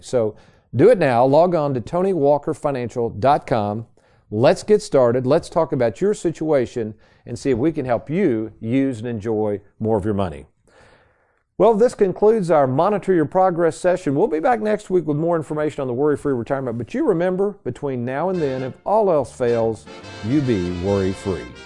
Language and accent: English; Lexington, Kentucky, United States; the same house I grew up in in Lexington, Kentucky